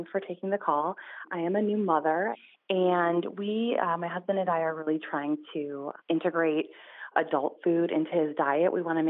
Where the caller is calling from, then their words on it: Cleveland, Ohio, United States; I'm calling from Cleveland, Ohio.